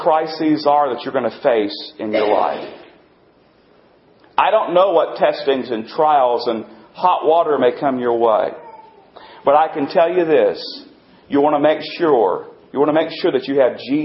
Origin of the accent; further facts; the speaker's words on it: North Carolina, United States; I was born in North Carolina. I was raised in North Carolina